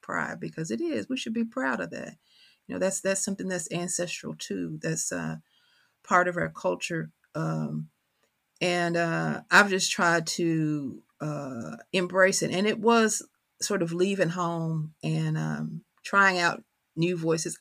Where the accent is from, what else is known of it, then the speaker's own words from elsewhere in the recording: Kentucky, United States; accent: country; Always been from Kentucky, carry that on my tongue